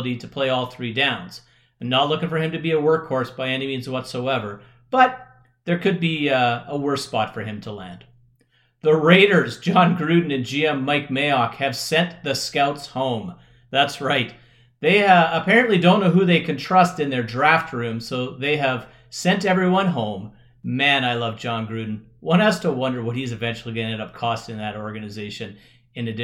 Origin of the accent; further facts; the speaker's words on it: Canada; I am Canadian